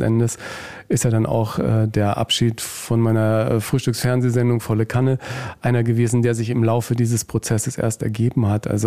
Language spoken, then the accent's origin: German; Nuremberg, Bavaria, Germany; born there; also born or lived in Hanover / Murnau; Ich bin in Nürnberg in Franken geboren